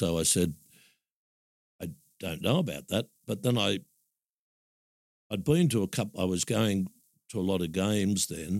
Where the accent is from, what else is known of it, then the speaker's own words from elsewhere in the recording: Sydney, New South Wales, Australia; moved away as an adult; also born or lived in Narrabeen / Northern Beaches; being born and bred in Maroubra.